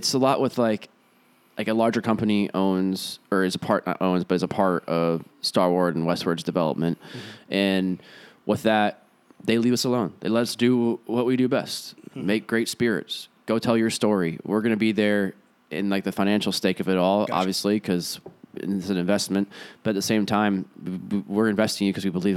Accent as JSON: {"language": "English", "town": "Chicago", "region": "Illinois", "country": "United States", "said": "Chicago, where I'm from"}